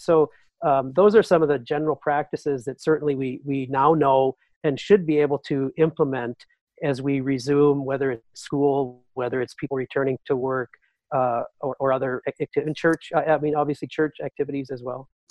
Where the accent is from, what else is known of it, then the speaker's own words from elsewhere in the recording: North Dakota, United States; my home state of North Dakota